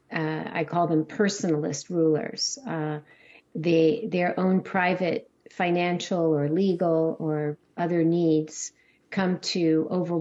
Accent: California, United States; I grew up in California, and my little town near the beach

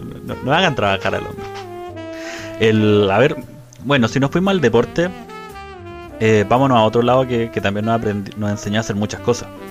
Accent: Chile; somos la generación chilena que veía la serie en el Club de los Tigritos

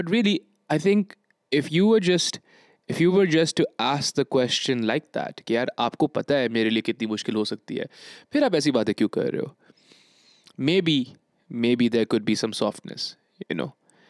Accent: Bangladesh; English is a second language; I'm from Bangladesh, basically.

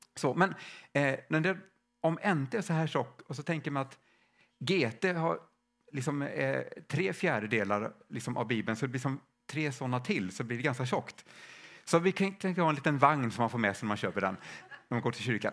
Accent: Stockholm, Stockholm County, Sweden; now in Värmland, Sweden; jag kommer från Stockholm från början och vi bor i Värmland

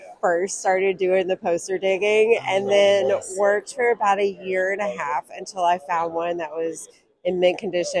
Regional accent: Knoxville, Tennessee, United States; I'm from Knoxville, Tennessee.

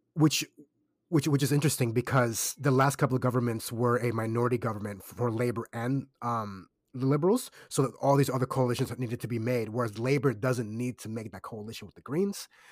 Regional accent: Kissimmee, Florida, United States; now in Australia; I'm from Kissimmee. That's overwhelmingly Puerto Rican, very Caribbean, very West Indian.

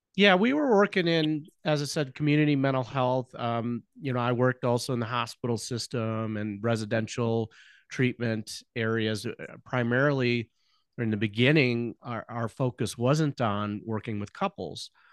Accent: Chicago, Illinois, United States; also born or lived in Nebraska; we were both born and born and raised in the Chicago land area

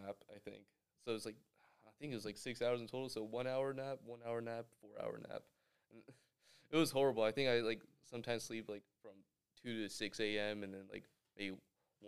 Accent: Miyagi, Japan; now in Dougherty Valley, United States; I was born in Miyagi Prefecture in Japan

